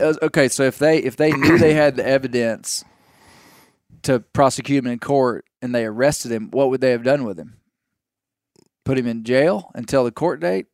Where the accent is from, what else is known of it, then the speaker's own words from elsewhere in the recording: Mena, Arkansas, United States; from my hometown